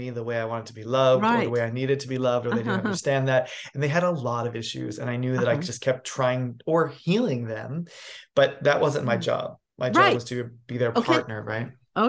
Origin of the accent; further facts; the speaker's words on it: New York City, New York, United States; also born or lived in New England; now in Los Angeles, United States; I'm a New England born boy. I grew up in New York City, and then I became like an adult here in Los Angeles.